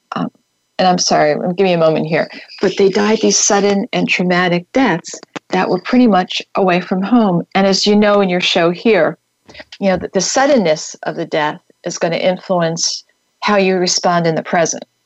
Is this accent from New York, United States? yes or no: yes; New York, United States; I grew up right outside of New York City